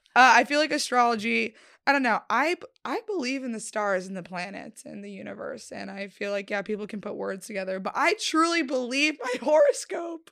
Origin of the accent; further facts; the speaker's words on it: Connecticut, United States; moved away; also born or lived in Florida; I'm from Connecticut, like, originally before Florida